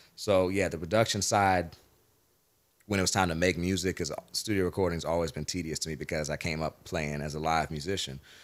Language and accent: English; Jacksonville, Florida, United States; also born or lived in Nashville; growing up in Jacksonville